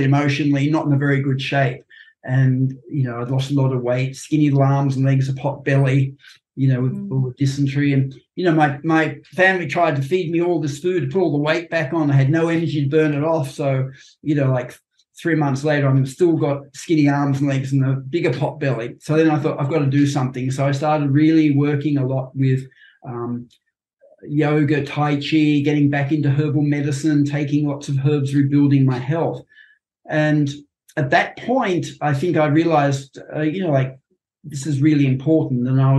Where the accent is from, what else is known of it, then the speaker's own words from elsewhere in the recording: Sydney, New South Wales, Australia; I grew up in Terry Hills.